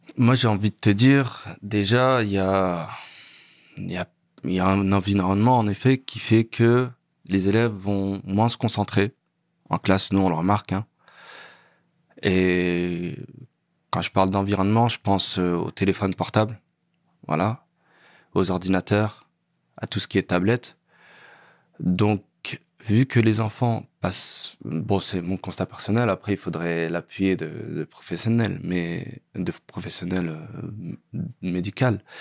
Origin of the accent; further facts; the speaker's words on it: Sarcelles, Île-de-France, France; also born or lived in Saint-Denis; je suis né à Saint-Denis, mais j'ai grandi à Sarcelles